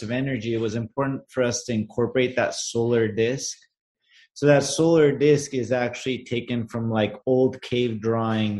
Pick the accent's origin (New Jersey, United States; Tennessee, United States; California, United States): California, United States; Los Angeles; I'm Armenian, but born and raised in Los Angeles.